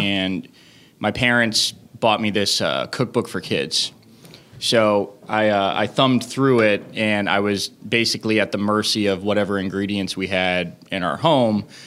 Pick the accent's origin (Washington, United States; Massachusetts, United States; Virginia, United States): Massachusetts, United States; Leominster; now in New York City, United States; I grew up in Leominster, Massachusetts